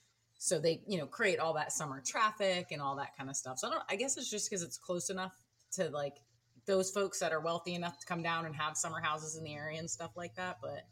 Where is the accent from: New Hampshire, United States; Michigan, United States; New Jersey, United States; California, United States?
New Jersey, United States; South Central; But I grew up in kind of South Central New Jersey, and it's really not that bad there. Very suburban, you know, white picket fences, the whole nine yards.